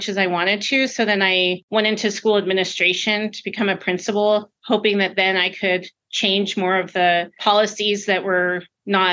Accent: Albuquerque, New Mexico, United States; I grew up in Albuquerque most of my life

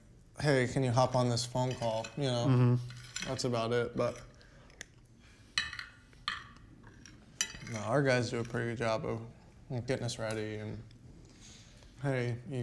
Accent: Kentucky, United States; I'm from Kentucky, man.

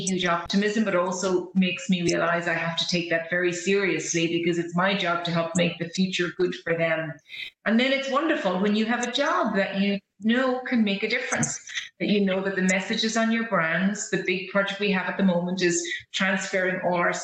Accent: Ireland; as Irish people, you and I know this

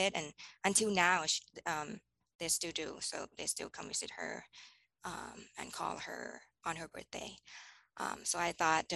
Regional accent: Bangkok, Thailand; moved away as an adult; now in Hawaii, United States; I was born in Bangkok, and Bangkok, Thailand, and I grew up there

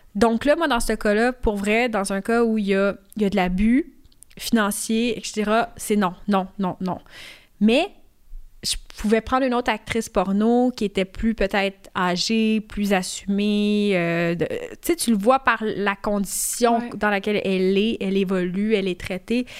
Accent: Canada; Je suis née ici au Canada

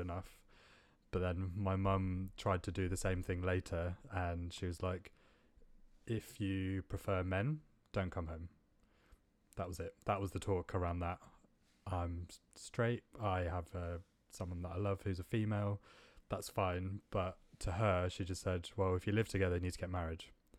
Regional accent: Vadodara, Gujarat, India; also born or lived in Bristol, United Kingdom / Northwest London, United Kingdom; now in United Kingdom; So I was obviously born and raised in India.

